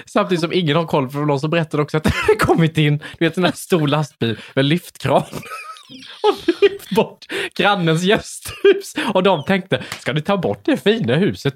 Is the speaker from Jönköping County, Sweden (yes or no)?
yes; Värnamo, Jönköping County, Sweden; Jag kom från Värnamo